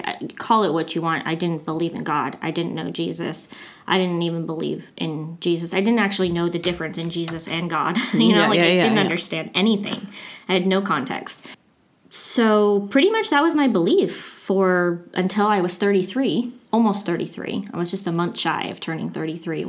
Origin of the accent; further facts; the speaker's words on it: Riverside, California, United States; I grew up in Riverside, California